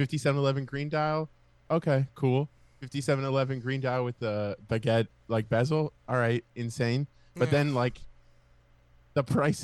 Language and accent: English; Miami, Florida, United States; moved away; My hometown, Miami.